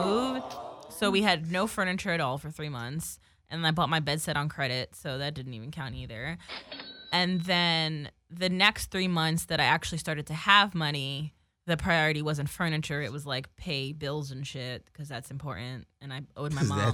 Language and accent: English; Woodbridge, New Jersey, United States; now in Los Angeles, United States; Woodbridge is my hometown in New Jersey.